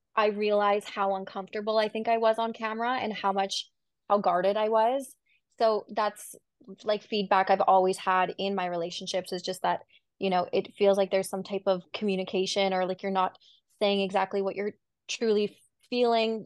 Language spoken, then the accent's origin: English; Vancouver, British Columbia, Canada; was from Vancouver